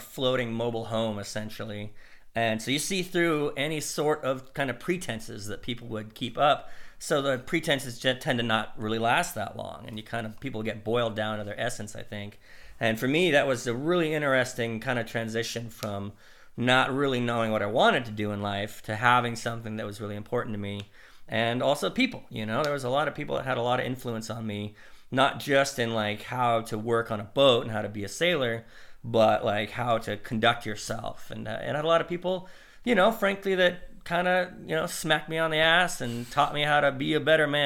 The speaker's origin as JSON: {"language": "English", "region": "Idaho", "country": "United States", "said": "I was from Idaho"}